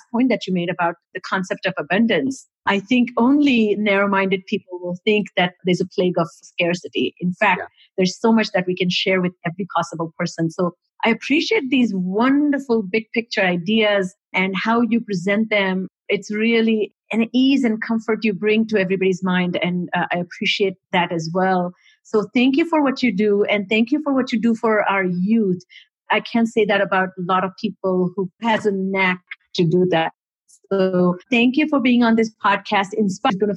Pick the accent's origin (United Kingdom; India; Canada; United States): India; moved away; we're both born and raised in India